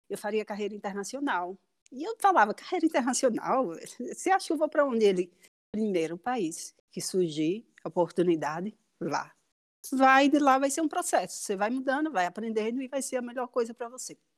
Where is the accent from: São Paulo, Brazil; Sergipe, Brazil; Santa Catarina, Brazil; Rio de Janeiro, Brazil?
Sergipe, Brazil; Aracaju; moved away as an adult; primeiro eu sou de Aracaju e me formei em design. E hum, com um ano de formada eu fui para o Rio para começar na PUC um mestrado em design.